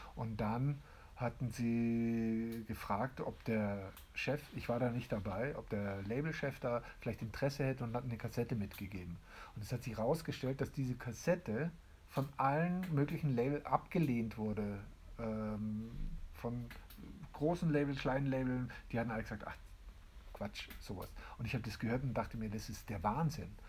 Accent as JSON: {"language": "German", "town": "Landsberg am Lech", "region": "Bavaria", "country": "Germany", "tie": "born or raised there", "said": "Ja, ich bin hier geboren, aber ich bin praktisch Flüchtlingskindkind. Äh, ich bin 62 geboren hier in Landsberg"}